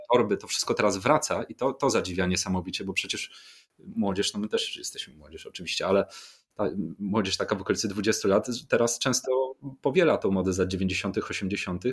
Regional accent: Warsaw, Masovian Voivodeship, Poland; urodziłem się na Mokotowie. Moi rodzice, moi dziadkowie, e, moi pradziadkowie, wszyscy są z Mokotowa.

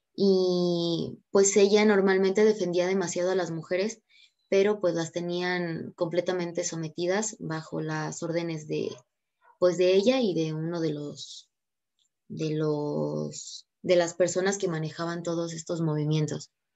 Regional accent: Mexico; uno como mexicano es un poquito curioso

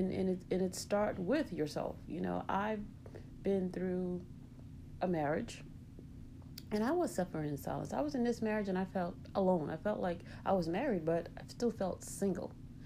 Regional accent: South Carolina, United States; moved away as an adult; now in Chicago, United States; Well, I moved from South Carolina to Chicago. And first of all, my grandmother knew that I was young.

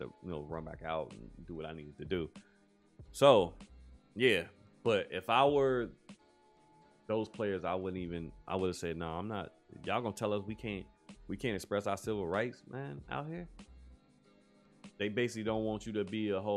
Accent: United States; as a black man in America, as an American citizen

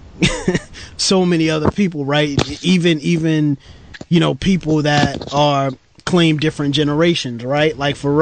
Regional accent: New York City, New York, United States; grew up in Brooklyn, New York City

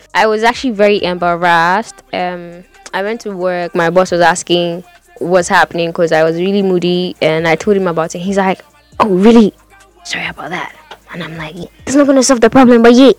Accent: Ghana; I am Ghanaian

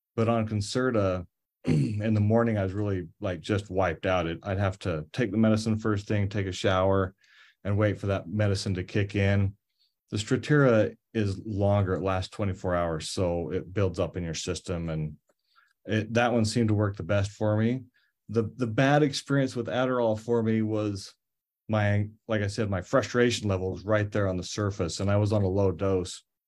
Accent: Cache Valley, Utah, United States; I grew up in Cache Valley

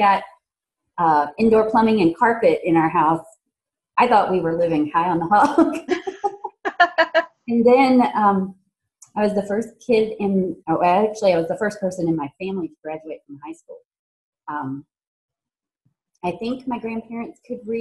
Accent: Appalachian Mountains, southwestern Virginia, United States; moved away as an adult; also born or lived in St. Louis, Missouri; I grew up in the Appalachian Mountains in Virginia, in the southwestern part of the state

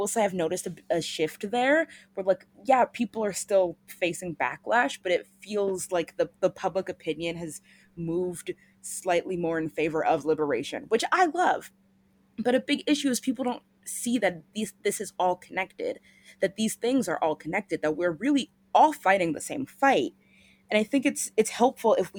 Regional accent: United States; as American citizens

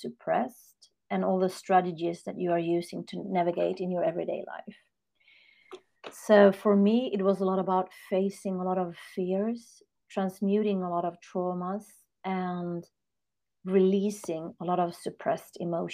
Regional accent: Sweden; I'm born and raised in Sweden, north of Europe

